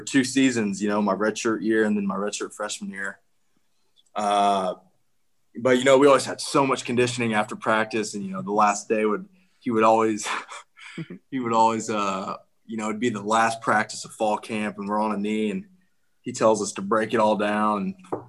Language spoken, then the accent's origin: English; Kansas, United States; I'm from Kansas